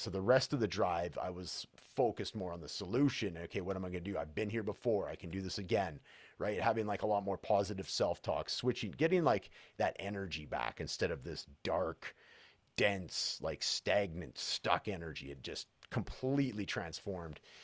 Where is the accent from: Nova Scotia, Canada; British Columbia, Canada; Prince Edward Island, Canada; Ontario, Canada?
British Columbia, Canada; Prince George; now in Edmonton, Canada; my hometown, which is Prince George, British Columbia, and Edmonton, where I currently live